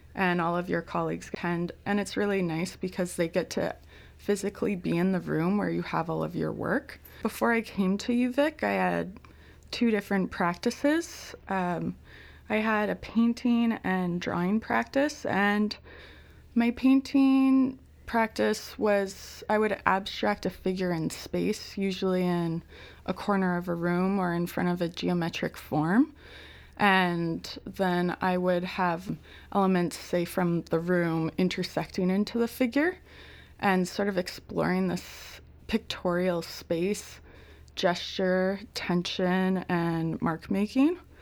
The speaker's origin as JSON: {"language": "English", "region": "Ontario", "country": "Canada", "also_born_or_lived": "Victoria", "moved": "as an adult", "said": "I was a from Ontario"}